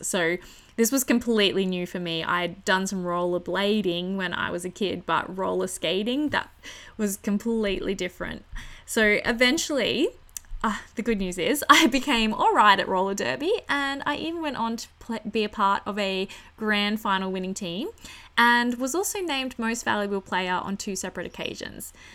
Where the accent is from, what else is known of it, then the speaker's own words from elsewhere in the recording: country New South Wales, Australia; returning to my hometown in country New South Wales